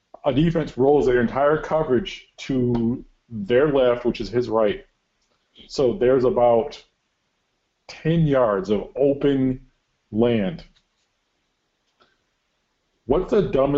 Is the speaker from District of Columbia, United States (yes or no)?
no; Wisconsin, United States; I'm from Wisconsin